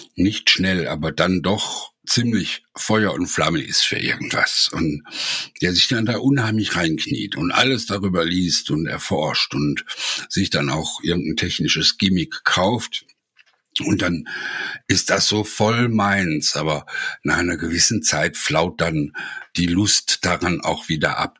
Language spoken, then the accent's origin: German; Essen, North Rhine-Westphalia, Germany; now in near Heidelberg, Germany; Ich komme ja aus Essen